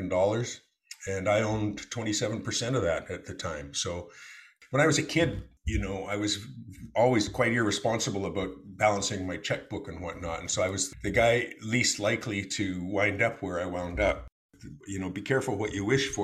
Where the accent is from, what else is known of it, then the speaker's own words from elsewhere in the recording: Calgary, Alberta, Canada; we were raised in Calgary, Alberta